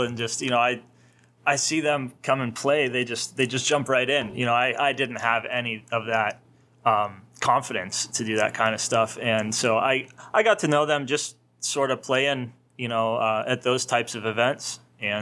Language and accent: English; Pennsylvania, United States; I'm from Pennsylvania